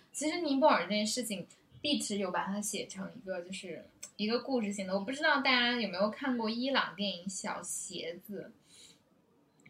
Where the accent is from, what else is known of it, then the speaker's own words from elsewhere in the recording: China; 我们中国人